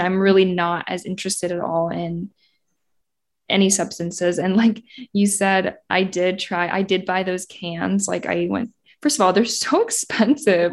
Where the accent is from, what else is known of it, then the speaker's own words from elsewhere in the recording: Indiana, United States; moved away as an adult; now in Los Angeles, United States; I grew up in Indiana, went to I U